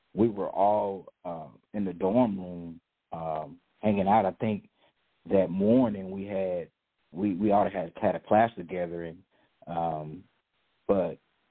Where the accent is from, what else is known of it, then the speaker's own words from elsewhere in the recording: Dallas, Texas, United States; You know I was raised in South Dallas, and I was raised by my mom and my grandmother and uncles and aunts